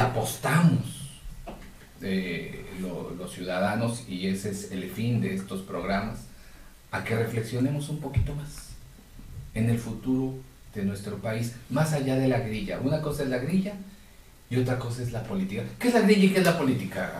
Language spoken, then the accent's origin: Spanish; Mexico; esos ahorros que hemos tenido todos como mexicanos